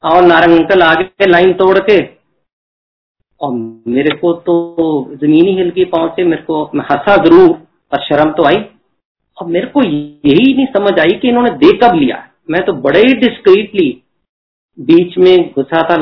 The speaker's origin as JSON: {"language": "Hindi", "region": "Chandigarh", "country": "India", "said": "मैं तो चंडीगढ़ से हूँ चंडीगढ़ तो यूनियन टेरेटरी है ना पंजाब ना दिल्ली"}